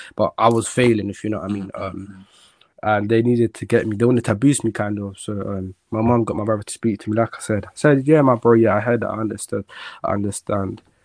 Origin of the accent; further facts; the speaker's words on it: London, United Kingdom; also born or lived in Jamaica; I'm from South London